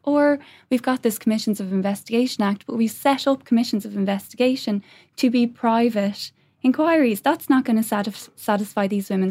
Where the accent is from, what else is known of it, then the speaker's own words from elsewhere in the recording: Ireland; we as the Irish people